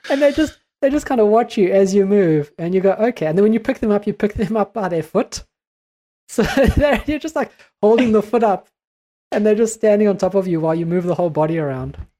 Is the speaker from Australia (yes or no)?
no; New Zealand; we are a Kiwi podcast